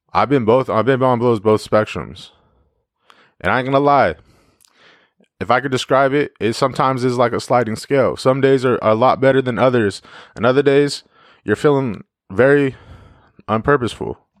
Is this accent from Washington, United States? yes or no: yes; Yakima, Washington, United States; my hometown